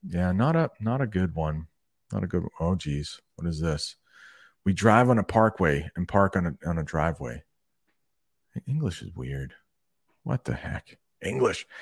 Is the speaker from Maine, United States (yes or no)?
yes; Maine, United States; I'm from Maine, and that is in the northern part of the United States.